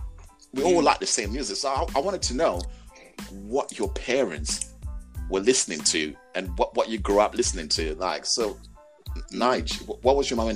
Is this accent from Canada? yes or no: no; Zimbabwe; moved away; I was born in the lovely homeland, Africa, Zimbabwe.